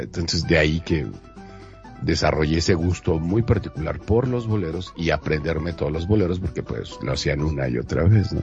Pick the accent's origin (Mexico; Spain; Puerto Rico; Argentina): Mexico; como mexicana y mexicanos que somos